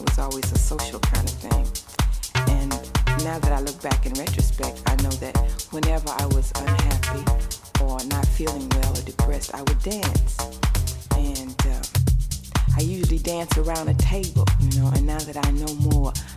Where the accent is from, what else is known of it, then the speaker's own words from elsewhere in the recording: East St. Louis, Illinois, United States; I was from Illinois anyway, East St. Louis